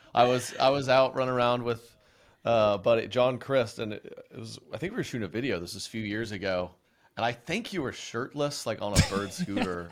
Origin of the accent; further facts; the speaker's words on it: Oklahoma, United States; moved away; I was born and raised in Oklahoma